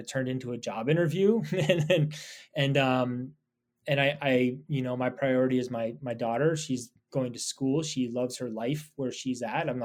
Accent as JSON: {"language": "English", "town": "Anchorage", "region": "Alaska", "country": "United States", "tie": "born or raised there", "also_born_or_lived": "Petersburg, Alaska / Nome, Alaska", "said": "I mostly grew up in Anchorage and graduated from high school up there"}